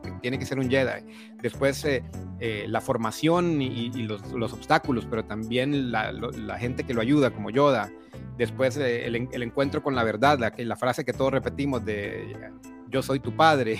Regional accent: Honduras; moved away as an adult; now in Costa Rica; Soy, soy hondureño de nacimiento, aunque vivo en Costa Rica hace veintidós años.

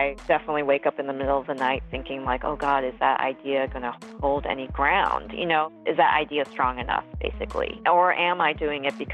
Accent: New York City, New York, United States; also born or lived in Westchester, New York; I was born in New York on Queens Boulevard at St. John's Hospital

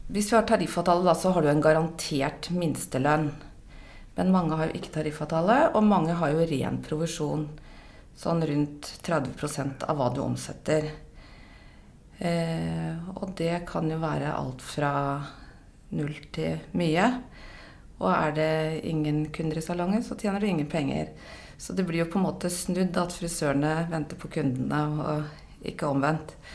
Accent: Oslo, Norway; Jeg er fra Oslo, bor i Oslo. 54 år.

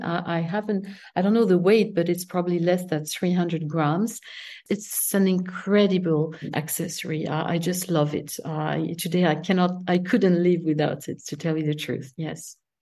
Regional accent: south of France, France; English is a second language; also born or lived in Paris, France / Italy; I was raised in Mediterranean countries, south of France

